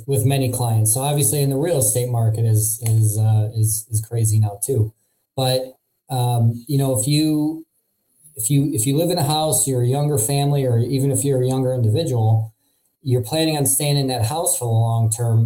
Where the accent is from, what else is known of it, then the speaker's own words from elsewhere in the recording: Midwest, United States; accent: nasally Midwestern; my nasally Midwestern accent